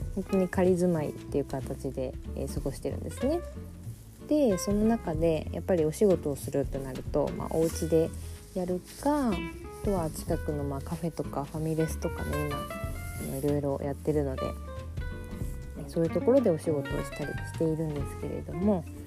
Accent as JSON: {"language": "Japanese", "region": "Fukuoka", "country": "Japan", "tie": "born or raised there", "also_born_or_lived": "Europe", "moved": "as an adult", "lives_now": "Tokyo, Japan", "said": "地元は福岡なので福岡に帰った時には、まあ、実家があったり"}